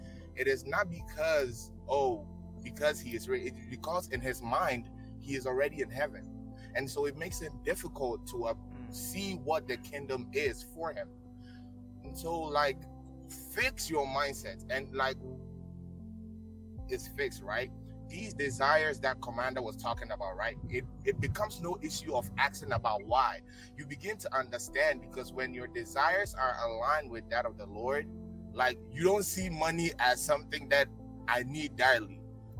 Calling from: Virginia, United States; I'm calling from Virginia in the United States.

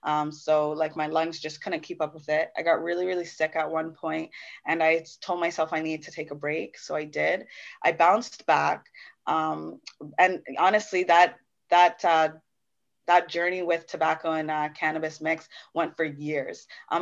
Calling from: Brampton, Ontario, Canada; I'm coming from Brampton, Ontario. Big ups, big ups.

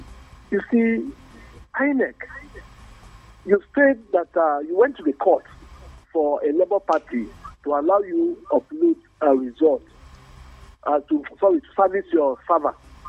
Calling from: Bukuru, Plateau, Nigeria; I'm calling from Bukuru.

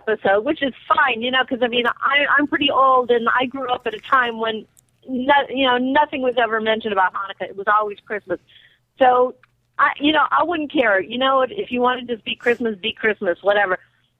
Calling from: Sherman Oaks, California, United States; Hi, I'm from Sherman Oaks, California.

